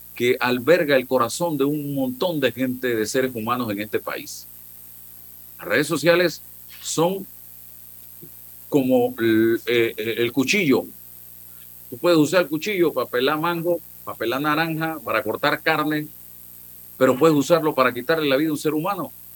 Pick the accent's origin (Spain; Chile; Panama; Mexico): Panama; yo soy panameño